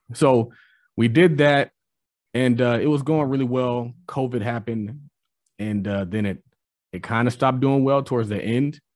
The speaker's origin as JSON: {"language": "English", "region": "California", "country": "United States", "said": "I'm from California"}